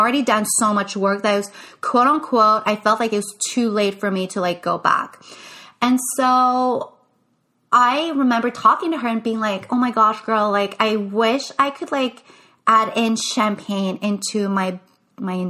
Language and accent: English; Canada; first language English; I am French Canadian. English is my first language